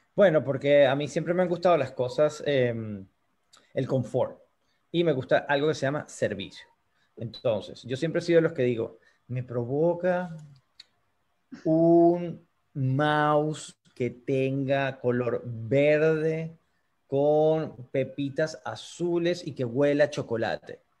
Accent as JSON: {"language": "Spanish", "town": "Choroní", "region": "Aragua", "country": "Venezuela", "moved": "as an adult", "lives_now": "United States", "said": "puedo ir para Choroní a visitar mi pueblo amado"}